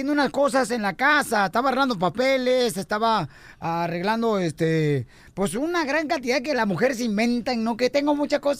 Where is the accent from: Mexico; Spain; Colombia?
Mexico; porque somos mexicanos y saben que los mexicanos van a venir a pagar ese dinero